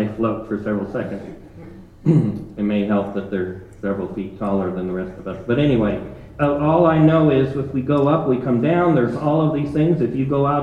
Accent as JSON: {"language": "English", "region": "Ohio", "country": "United States", "tie": "born or raised there", "said": "growing up in Ohio, the growing season wasn't long enough to get a watermelon"}